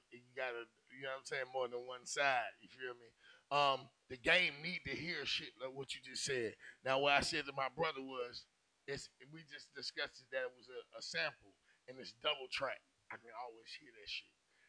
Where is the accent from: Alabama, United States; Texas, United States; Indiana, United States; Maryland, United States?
Alabama, United States; I come from Bama too.